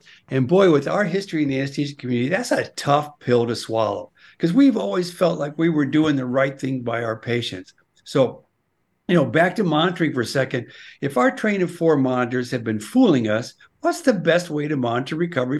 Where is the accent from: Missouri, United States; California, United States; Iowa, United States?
Iowa, United States; born there; You know, I was born in Iowa in the middle of the night.